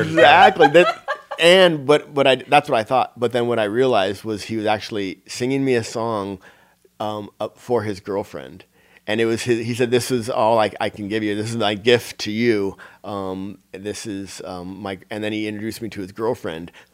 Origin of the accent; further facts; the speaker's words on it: near Encinitas, California, United States; close to my hometown in the Barnes and Noble in Encinitas, California